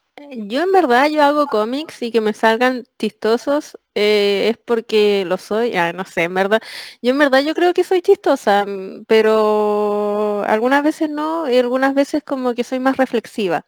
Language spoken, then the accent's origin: Spanish; Chile; now in Spain; siempre en Chile, siempre, siempre, siempre abría los ojos